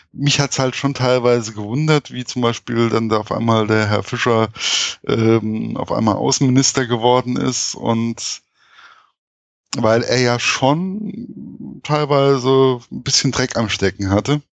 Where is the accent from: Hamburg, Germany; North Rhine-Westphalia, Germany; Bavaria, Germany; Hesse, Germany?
Hesse, Germany; als Hesse